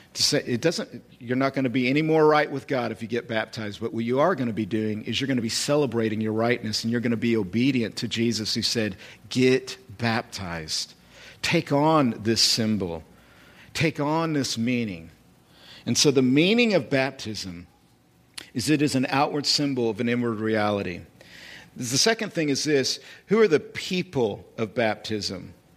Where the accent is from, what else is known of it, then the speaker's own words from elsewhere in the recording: United States; I'm a citizen. I'm American.